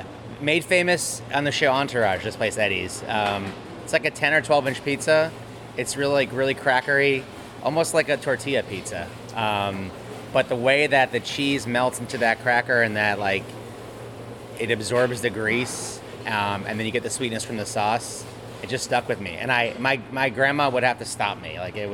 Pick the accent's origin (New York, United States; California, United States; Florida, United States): New York, United States; Great Neck; moved away as an adult; also born or lived in Seattle, United States / Berkeley, United States; now in San Francisco, United States; So one of my good friends I grew up with in Great Neck, New York